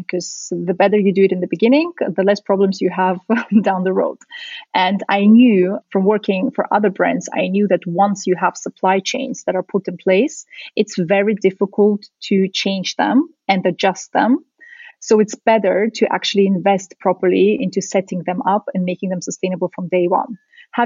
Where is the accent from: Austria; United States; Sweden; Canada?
Austria; Vienna; also born or lived in Central Asia / Soviet Union; I'm originally from the Soviet Union. I was born in Central Asia, but I grew up in Austria in Vienna.